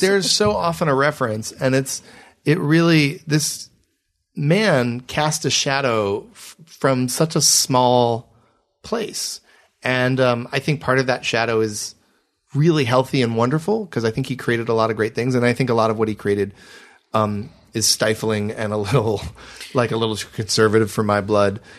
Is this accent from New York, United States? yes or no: no; Michigan, United States; I'm from Michigan